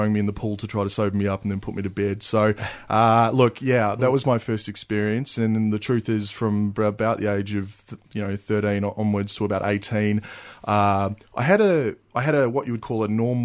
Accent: New Zealand; I grew up in New Zealand

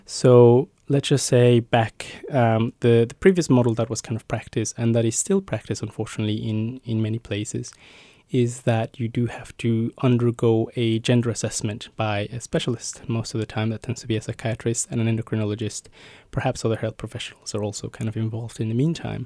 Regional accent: Mexico; moved away as an adult; now in Melbourne, Australia; I was born and raised in Mexico and moved to Australia about ten years ago now

